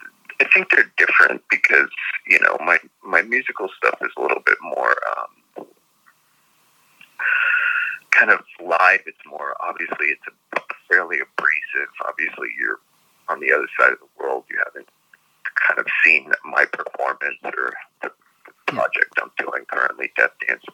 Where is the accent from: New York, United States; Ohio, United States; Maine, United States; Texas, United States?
New York, United States; I grew up in New York